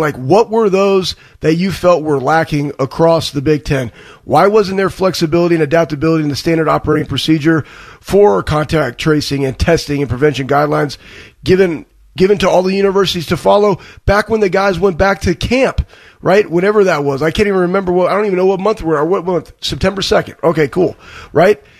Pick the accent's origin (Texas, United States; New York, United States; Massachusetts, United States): Texas, United States; Dallas; growing up in Dallas and ha- and watching footballs with football with my dad on Sundays